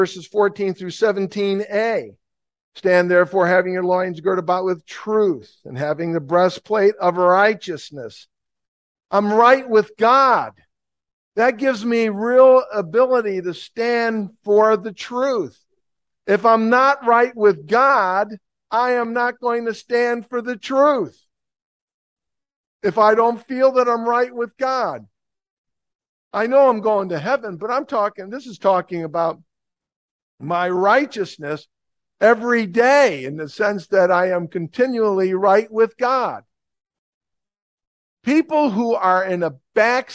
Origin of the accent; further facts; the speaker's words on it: Plainfield, New Jersey, United States; I'm from Plainfield, New Jersey